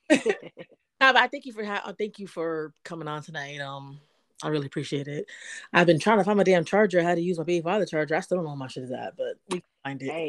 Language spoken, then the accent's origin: English; New York City, New York, United States; moved away as an adult; also born or lived in Georgia; now in Louisiana, United States; I'm from Brooklyn, but I'm in Louisiana right now.